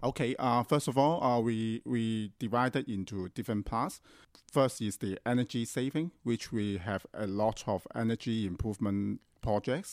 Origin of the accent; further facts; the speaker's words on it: Hong Kong; I grew up in Hong Kong